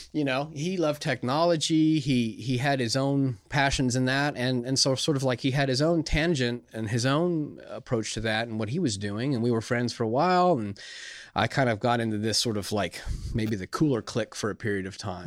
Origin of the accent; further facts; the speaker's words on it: California, United States; moved away; when I was growing up in California